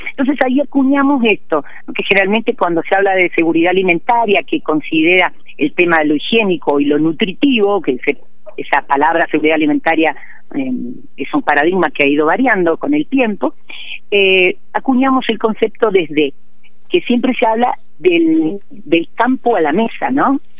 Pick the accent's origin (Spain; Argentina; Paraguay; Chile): Argentina; Puerto Madryn, Chubut; also born or lived in the Andes (cordillera); yo vivía en Puerto Madryn